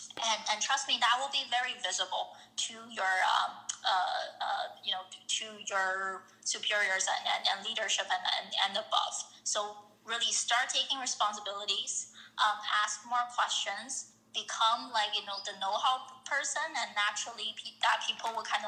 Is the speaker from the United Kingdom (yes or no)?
no; Canada; I think from a Canada perspective, because I'm Canadian, I think the opportunities in Toronto and Montreal will probably be a bit more